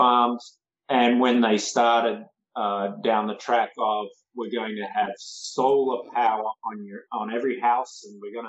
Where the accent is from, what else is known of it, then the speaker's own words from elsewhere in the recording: Australia; when I was growing up in Australia, they built their own home